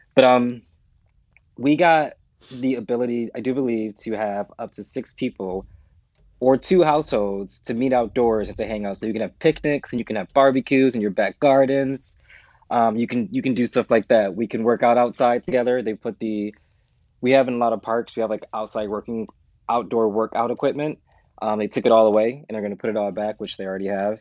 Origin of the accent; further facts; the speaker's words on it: United States; moved away as an adult; I'm American.